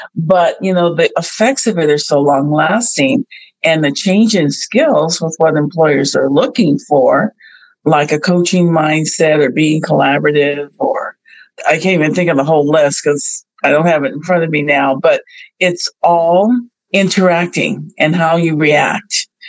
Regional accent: Bay Area, California, United States; another Bay Area native like I am

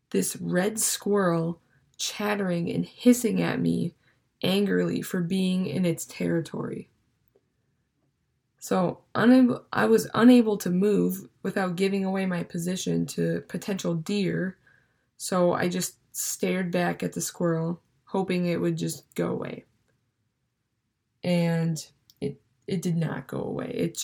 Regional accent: Minnesota, United States; moved away as an adult; now in Stevens Point, United States; I'm from Minnesota

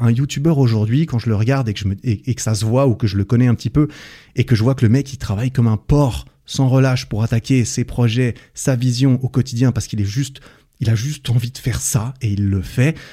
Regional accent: Switzerland; je suis suisse aussi

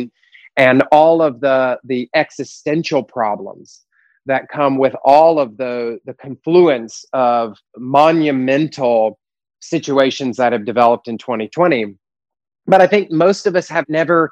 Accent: the Deep South outside of Atlanta, Georgia, United States; I was raised in the Deep South outside of Atlanta

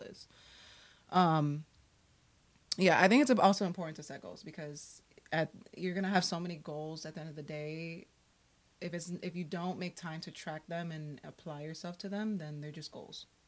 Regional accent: New York City, New York, United States; also born or lived in Miami, Florida; I was born in Brooklyn, raised between Brooklyn, New York, and Miami, Florida

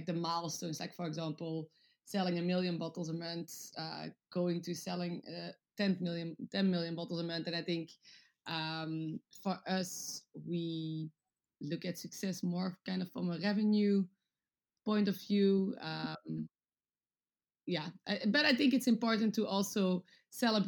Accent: Antwerp, Flanders, Belgium; moved away as an adult; also born or lived in Netherlands; now in London, United Kingdom; I was born in the Netherlands, but grew up most of my life in Antwerp in Belgium.

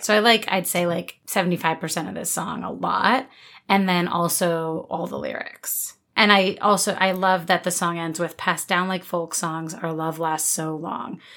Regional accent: New Jersey, United States; I grew up in New Jersey, not Pennsylvania

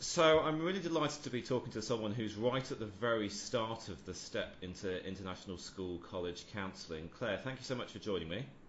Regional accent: United Kingdom; moved away as an adult; also born or lived in Brussels; As a Brit, with my education having taken place solely in the UK

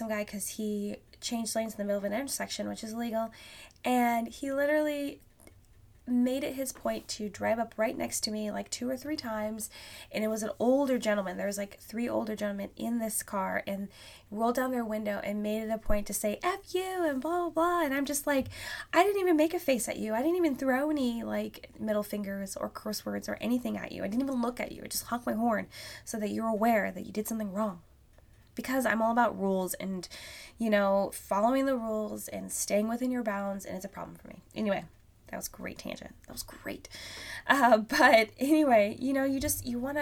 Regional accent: Alaska, United States; now in Vancouver, Washington, United States; I grew up in Alaska

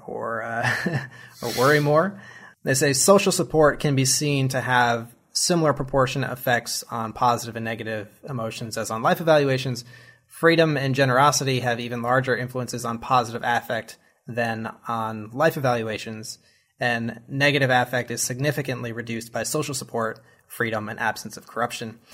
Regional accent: United States; as an American

